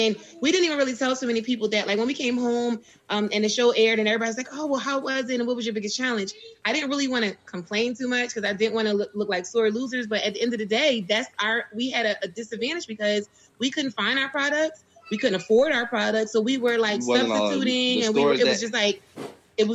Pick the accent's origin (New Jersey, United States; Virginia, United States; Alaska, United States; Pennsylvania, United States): Pennsylvania, United States; Philadelphia; we're from Philly